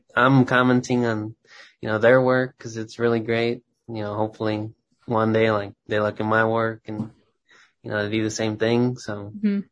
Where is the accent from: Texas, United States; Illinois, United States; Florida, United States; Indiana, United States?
Texas, United States; moved away as an adult; now in Minneapolis, United States; I grew up in Texas